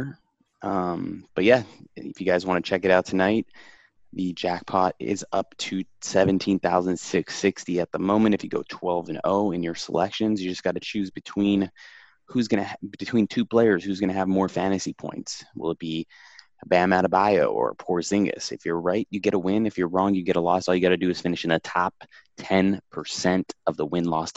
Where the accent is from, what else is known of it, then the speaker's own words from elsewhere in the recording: Miami, Florida, United States; my hometown in South Beach